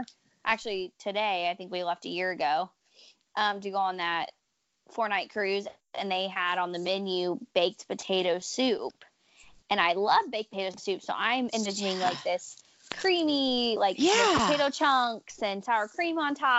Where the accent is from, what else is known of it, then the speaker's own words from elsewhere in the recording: Midwest, United States; we're from the Midwest